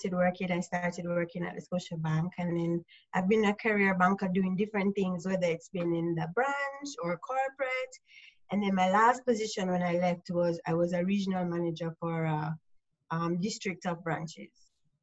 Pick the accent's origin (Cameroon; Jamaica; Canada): Jamaica; I'm Jamaican. I'm in Jamaica. I run my own small business here.